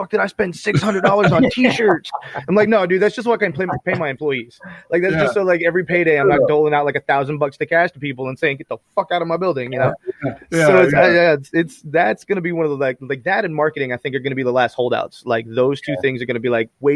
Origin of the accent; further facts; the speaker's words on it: Florida, United States; I'm from Florida, so I remember I got fucking swamp people family members